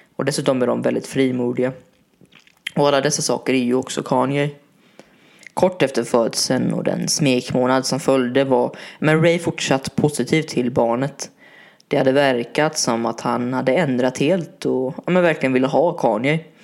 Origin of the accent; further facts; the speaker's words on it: Varberg, Halland County, Sweden; min hemstad Varberg